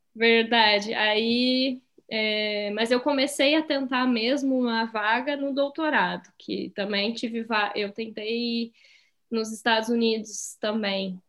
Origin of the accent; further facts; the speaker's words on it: Rio Grande do Sul, Brazil; moved away; eu sou do Rio Grande do Sul, eu sou gaúcha